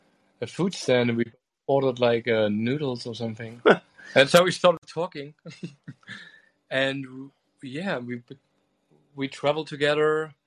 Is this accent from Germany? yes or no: yes; East Germany, Germany; moved away; I grew up in a tiny village in East Germany, and I grew up with FKK culture.